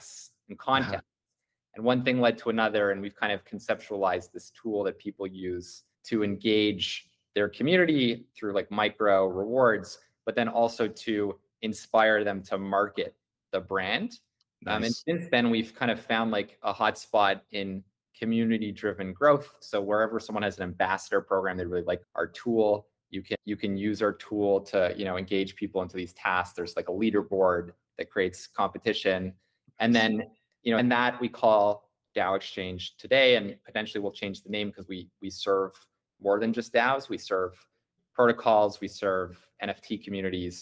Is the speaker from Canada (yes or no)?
yes; Canada; as a Canadian